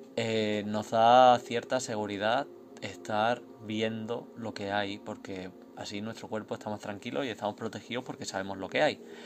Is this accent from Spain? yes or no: yes; Spain; yo soy de España